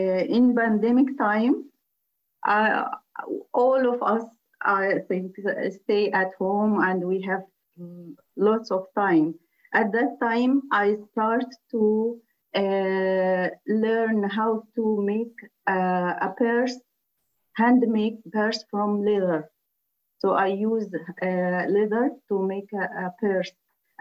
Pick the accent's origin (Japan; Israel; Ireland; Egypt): Egypt; moved away as an adult; now in United Kingdom; I'm from Egypt.